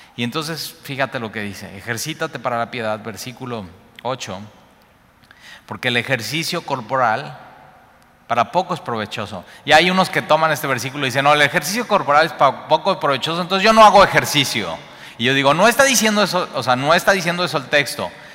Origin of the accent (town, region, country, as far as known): Mexico; also born or lived in Cuernavaca